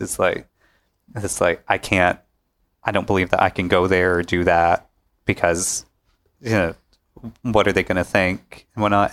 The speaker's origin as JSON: {"language": "English", "town": "Pickwick", "country": "United States", "tie": "born or raised there", "said": "growing up in Pickwick, uh, I come from small, small town background"}